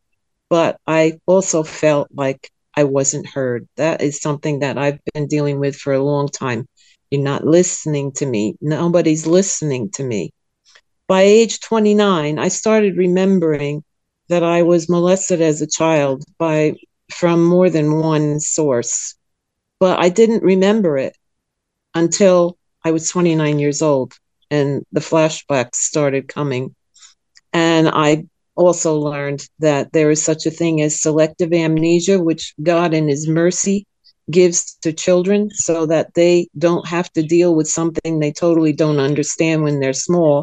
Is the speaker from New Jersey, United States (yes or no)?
yes; New Jersey, United States; now in Sweden; I was born in New Jersey, and I was raised in a Calvinist doctrine